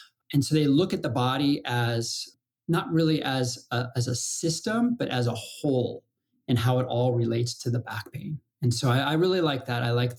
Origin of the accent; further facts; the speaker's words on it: Colorado, United States; And I grew up in Colorado and you know, icy trees, middle of winter, snowballs.